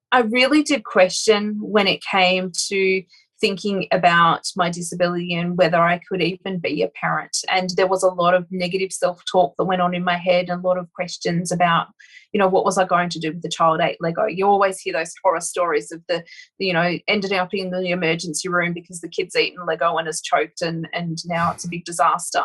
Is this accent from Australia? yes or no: yes; Broken Hill, New South Wales, Australia; I actually grew up in really interesting part of Australia, so very outback kind of um, a place called Broken Hill.